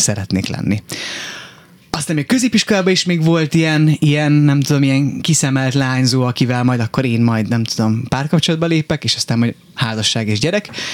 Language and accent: Hungarian; Miskolc, Borsod-Abaúj-Zemplén, Hungary; moved away as an adult; also born or lived in Budapest; én Miskolcon nőttem fel